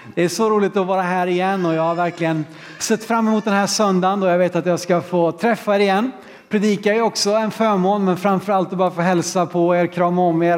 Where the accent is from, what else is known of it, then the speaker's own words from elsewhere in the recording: Sweden; vi som vet hur det ska gå till här hemma i Sverige